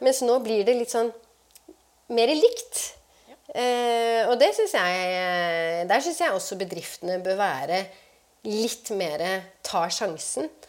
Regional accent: Oslo, Norway; jeg vokste opp på Romsås

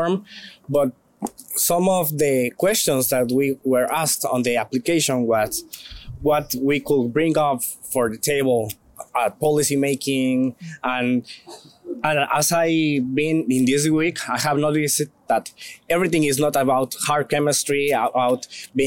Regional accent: Guatemala; I am from Guatemala

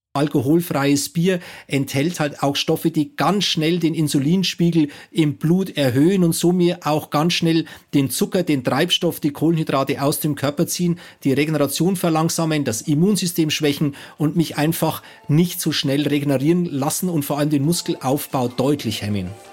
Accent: Bavaria, Germany; Also ich komme aus Bayern

